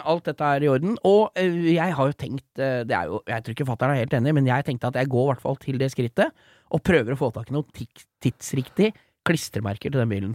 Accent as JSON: {"language": "Norwegian", "town": "Lillesand", "region": "Agder", "country": "Norway", "said": "Jeg er fra Lillesand"}